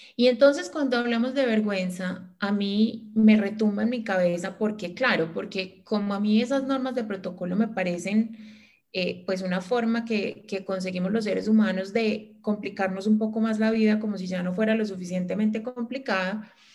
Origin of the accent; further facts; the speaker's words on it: Manizales, Caldas, Colombia; moved away; nosotras tres somos de Manizales, pero la única que vive acá soy yo, desde, desde noviembre